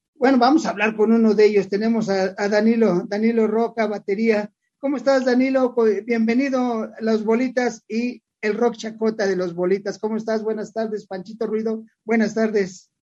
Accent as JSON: {"language": "Spanish", "region": "Mexico City", "country": "Mexico", "tie": "born or raised there", "said": "yo nací chilango y me voy a morir chilango, yo soy, yo soy orgulloso de ser de la Ciudad de México"}